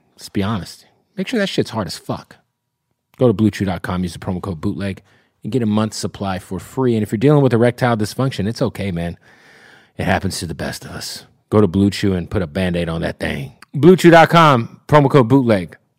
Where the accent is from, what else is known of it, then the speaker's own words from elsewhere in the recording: Phoenix, Arizona, United States; moved away; also born or lived in Tampa; I'm from Phoenix